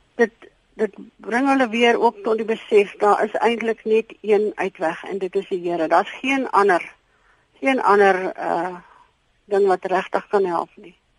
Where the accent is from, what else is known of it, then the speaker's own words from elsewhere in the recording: Krugersdorp, Gauteng, South Africa; now in Philippolis, South Africa; Ek kom oorspronklik van Kreeusdorp, Johannesburg se wêreld af. En ons het hiernatoe getrek